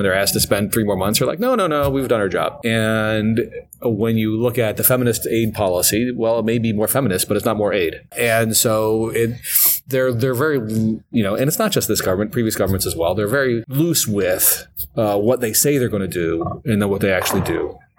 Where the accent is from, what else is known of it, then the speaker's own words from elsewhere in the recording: United States; I'm an American.